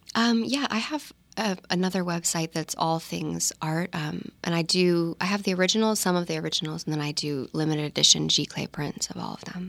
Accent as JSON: {"language": "English", "town": "Williamsburg", "region": "Virginia", "country": "United States", "tie": "born or raised there", "moved": "yes", "said": "I grew up in Williamsburg, Virginia."}